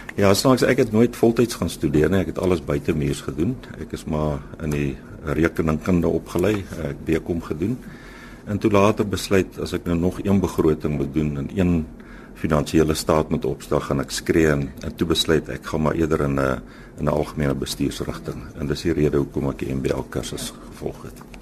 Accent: Standerton, Mpumalanga, South Africa; moved away as an adult; also born or lived in Meyerton / Free State; ek is eintlik gebore in Standerton. Ek het daar skool gegaan tot matriek

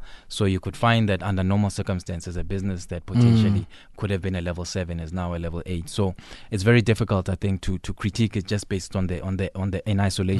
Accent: South Africa; as South African, as a general population

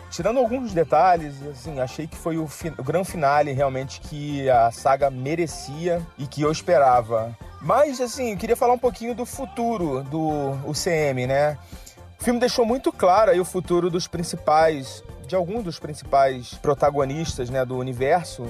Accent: Rio de Janeiro, Brazil; now in Santos, Brazil; Eu sou do Rio, atualmente estou morando aqui em Santos

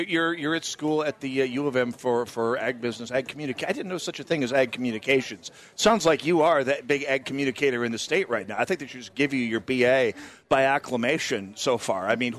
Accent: North Dakota, United States; moved away; I come from North Dakota where cows are for making hamburgers out of.

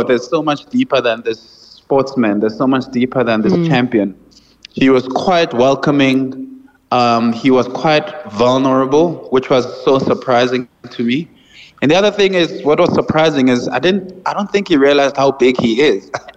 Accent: Johannesburg, Gauteng, South Africa; as a kid, I grew up in Soweto, like in Johannesburg

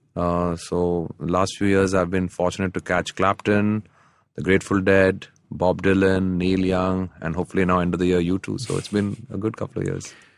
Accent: Chennai, Tamil Nadu, India; I grew up in Chennai.

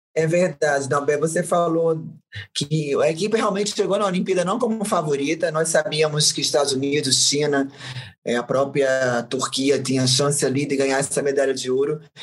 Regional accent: Northeast Region, Brazil; eu, como nordestina

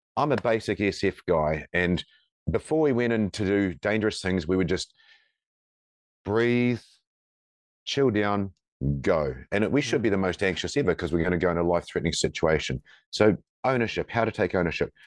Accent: New Zealand; moved away as an adult; now in Perth, Australia; I'm from New Zealand, and, uh, when I was in the Special Forces, the th, four of us, including myself, were looking to come and move to Perth

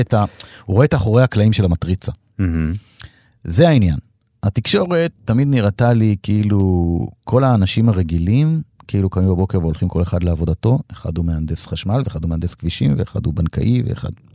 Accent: Degania, Northern District, Israel; moved away; אני בא מקיבוץ

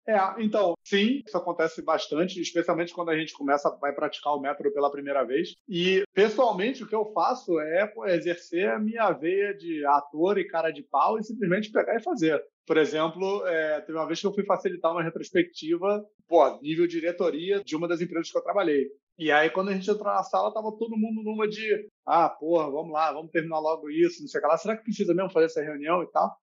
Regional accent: Rio de Janeiro, Brazil; moved away as an adult; also born or lived in Germany; now in Barcelona, Spain; pelo sotaque, acho que o sotaque entrega um pouco, né? Eu sou do Rio

